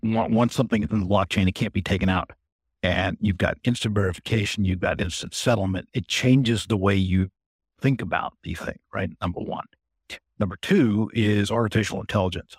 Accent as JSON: {"language": "English", "country": "United States", "tie": "born or raised there", "also_born_or_lived": "India / Belgium / Singapore", "said": "I grew up in the States"}